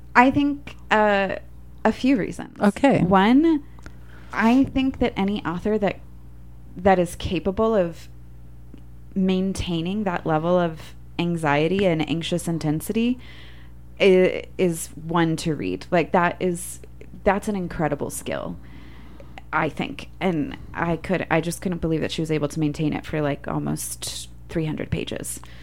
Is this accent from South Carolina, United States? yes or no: no; Orlando, Florida, United States; I also grew up in Orlando, Florida